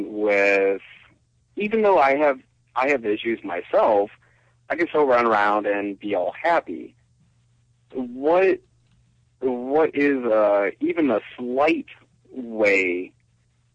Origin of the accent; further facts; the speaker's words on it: Cleveland, Ohio, United States; now in Boise, United States; I come from Cleveland, Ohio